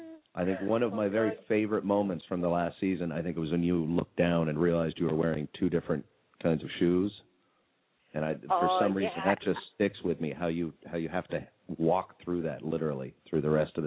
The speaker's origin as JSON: {"language": "English", "town": "Albuquerque", "region": "New Mexico", "country": "United States", "tie": "born or raised there", "moved": "as an adult", "lives_now": "San Diego, United States", "said": "myself and my co-host, MarkE here, are actually both from Albuquerque."}